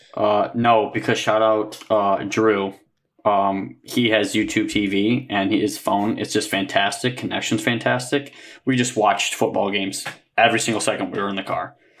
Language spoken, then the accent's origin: English; Michigan, United States; we're from Michigan